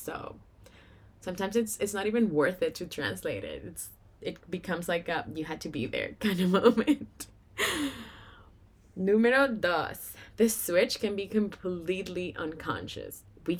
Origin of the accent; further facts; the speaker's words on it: Venezuela; first language Spanish; English is a second language; now in Canada; as of me, I moved to Canada from Venezuela, not Minnesota. in 2014, so I've been here for 7 years, and since then, I don't know how many times a day, even in an hour, I have to switch languages. Spanish is my first language